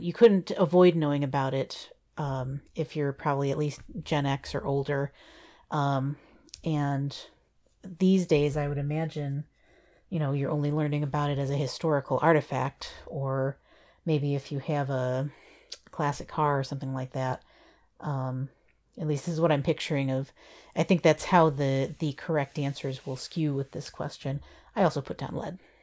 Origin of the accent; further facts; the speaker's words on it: Kalamazoo, Michigan, United States; I grew up in Kalamazoo, uh, for, you know, most of my, uh, early schooling years